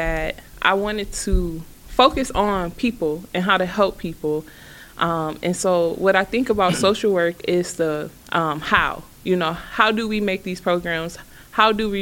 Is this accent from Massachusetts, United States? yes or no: no; Cleveland, Ohio, United States; I am a Cleveland kid, born and raised in Cleveland.